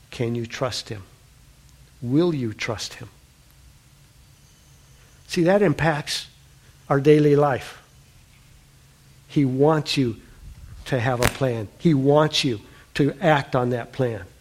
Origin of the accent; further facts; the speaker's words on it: South Dakota, United States; born there; Daryl, Annie and I have grown up in the middle of the United States. She's born in North Dakota. I was born in South Dakota.